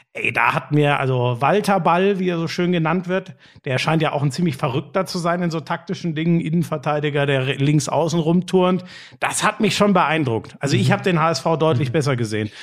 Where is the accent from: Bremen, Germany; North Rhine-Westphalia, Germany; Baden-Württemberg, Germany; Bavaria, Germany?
North Rhine-Westphalia, Germany; moved away; es ist meine alte Heimat da, NRW